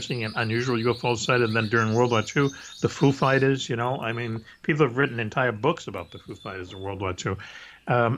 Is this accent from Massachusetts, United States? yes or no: yes; Boston, Massachusetts, United States; when I was growing up in Boston as a kid